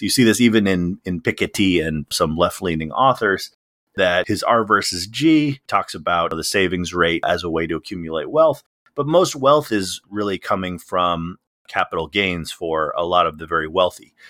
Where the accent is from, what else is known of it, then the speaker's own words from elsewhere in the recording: Illinois, United States; now in Washington DC, United States; I grew up in Illinois, so I was in the central time zone